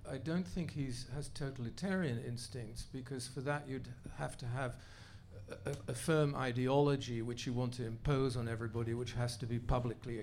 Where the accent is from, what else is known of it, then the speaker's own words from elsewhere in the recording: Netherlands; now in United States; I grew up in the Netherlands, first post-war generation